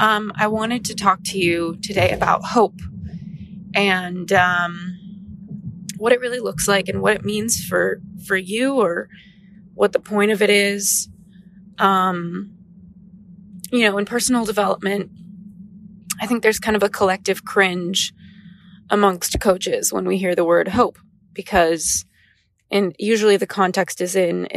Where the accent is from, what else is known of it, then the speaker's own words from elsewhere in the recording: Los Angeles, California, United States; And for me, kind of growing up in Los Angeles and influencer land with so many people who are focused on wellness